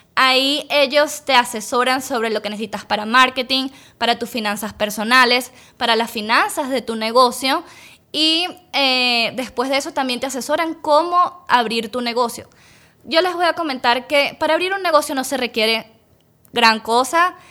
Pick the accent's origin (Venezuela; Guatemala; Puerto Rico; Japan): Venezuela; Caracas, Capital District; moved away as an adult; now in United States; yo nací en Venezuela, en Caracas, la capital. Eh, Allá estudié odontología y en el 2017 tomé la decisión de venirme para acá, para Estados Unidos